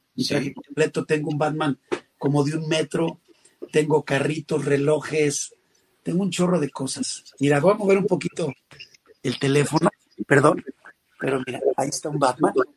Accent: León, Guanajuato, Mexico; moved away as an adult; Yo estaba trabajando en mi tierra en León, Guanajuato

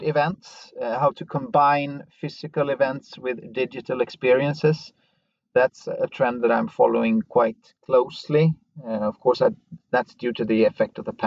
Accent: West Coast of Sweden, Sweden; now in Stockholm, Sweden; I'm from the West Coast, even though I live in Stockholm.

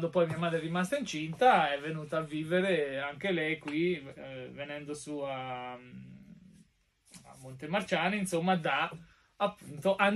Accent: Marche, Italy; also born or lived in Poggiardo; Eh, ma ovviamente i miei eh, già abitavano qui nelle, nelle Marche, insomma, dai, in provincia.

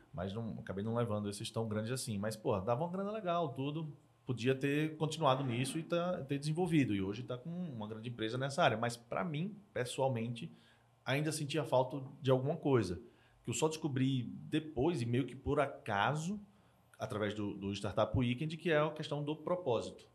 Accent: Maceió, Alagoas, Brazil; moved away; eu sou nordestino, sou de Maceió, é, nasci, vivi lá boa parte da minha vida

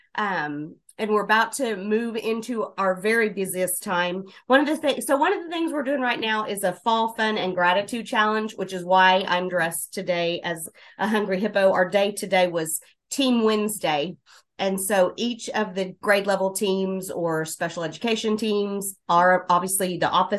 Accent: Southwest Oklahoma, United States; also born or lived in Moore, Oklahoma / California; Southwest Oklahoma has been my home most of my life

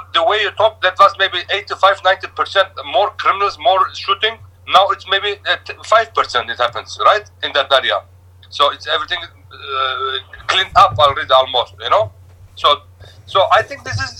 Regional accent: Turkey; moved away as an adult; also born or lived in Etobicoke, Toronto, Canada; now in Toronto, Canada; I came from Turkey originally, 23 years ago.

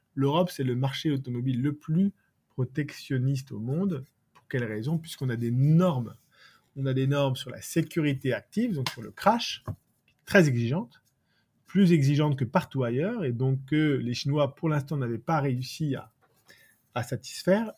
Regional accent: France; chez nous en France

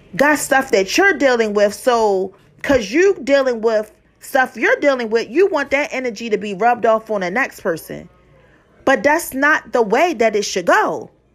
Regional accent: Baltimore, Maryland, United States; I'm from Baltimore, Maryland

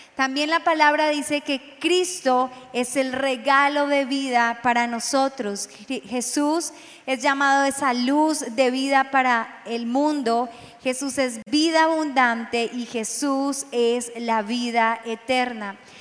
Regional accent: Medellín, Antioquia, Colombia; born or raised there; also born or lived in Cesar

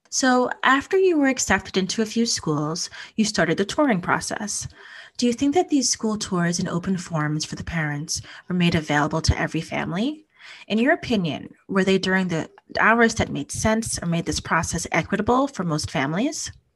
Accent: Hudson Valley, New York, United States; I grew up in the Hudson Valley in New York, about an hour and a half north of the city

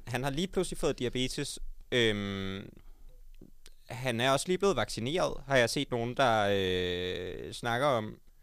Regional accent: Odense, Southern Denmark, Denmark; jeg kommer fra Odense

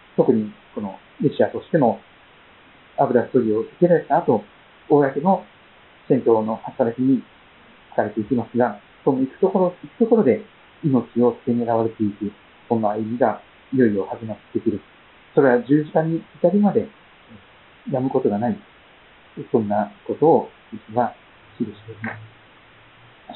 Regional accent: Kochi, Japan; accent: Tosa dialect; moved away; 私もこの前、コーチに帰ってきて、いきなり土佐弁の中でですね、入ってこう、なんか、私はここで生まれ育ったんだな

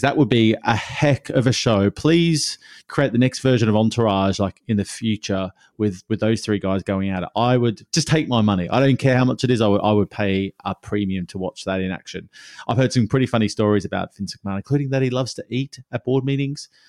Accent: Australia; born or raised there

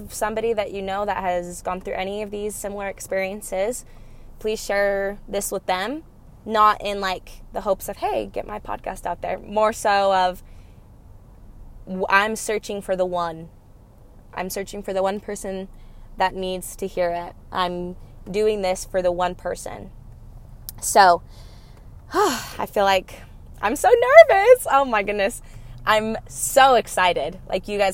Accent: Cottonwood Heights, Utah, United States; I was raised here in Cottonwood Heights, Sandy, Utah

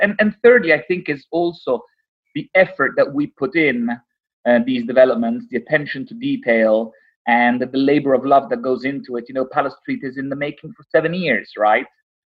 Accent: Rome, Lazio, Italy; now in London, United Kingdom; I grew up in Rome

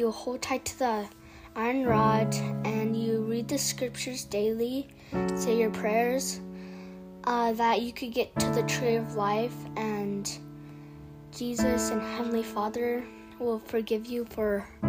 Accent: Idaho, United States; I'm 9 years old, and I'm from Idaho.

